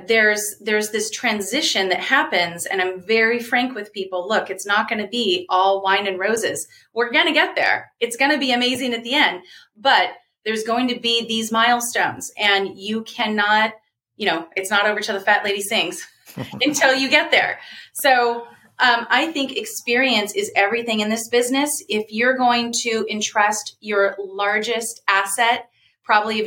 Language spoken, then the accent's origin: English; Folsom, California, United States; also born or lived in Sacramento; I was born in Sacramento, raised in Folsom.